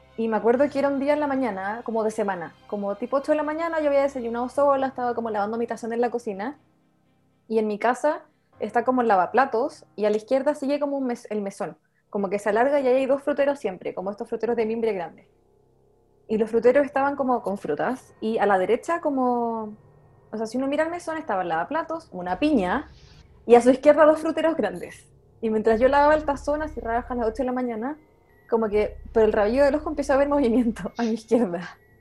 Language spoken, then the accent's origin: Spanish; Santiago, Santiago Metropolitan Region, Chile; yo soy de Santiago, pero siempre crecí en cerros